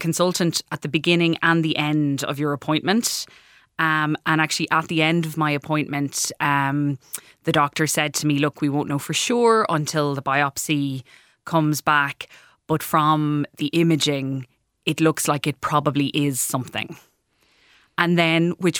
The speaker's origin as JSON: {"language": "English", "town": "Clarecastle", "region": "County Clare", "country": "Ireland", "said": "I'm from Clarecastle in County Clare originally."}